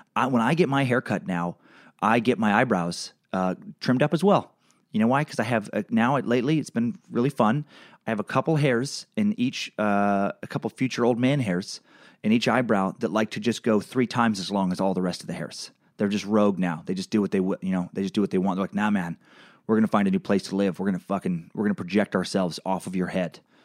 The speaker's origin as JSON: {"language": "English", "town": "Riggins", "region": "Idaho", "country": "United States", "tie": "born or raised there", "said": "I also left my hometown in Riggins, Idaho after a few years"}